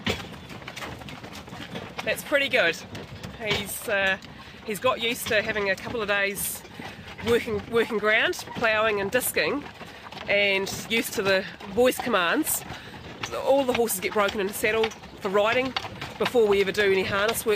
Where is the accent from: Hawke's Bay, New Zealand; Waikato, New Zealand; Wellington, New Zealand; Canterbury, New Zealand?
Canterbury, New Zealand; Fairlie; I grew up in Fairlie in South Canterbury